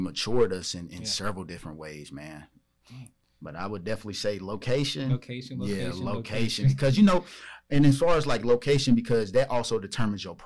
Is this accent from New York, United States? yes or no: no; Charleston, West Virginia, United States; now in Charlotte, United States; I'm from Charleston, West Virginia